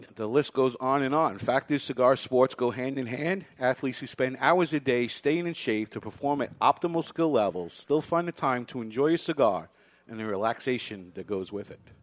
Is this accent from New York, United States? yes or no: yes; New York City, New York, United States; now in Salem, New Hampshire, United States; I grew up in Brooklyn